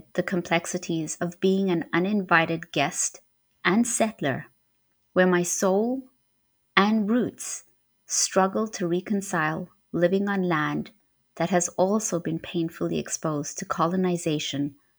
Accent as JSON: {"language": "English", "region": "Harare", "country": "Zimbabwe", "tie": "born or raised there", "also_born_or_lived": "Marondera", "moved": "yes", "said": "Harare was where I grew up most of my life."}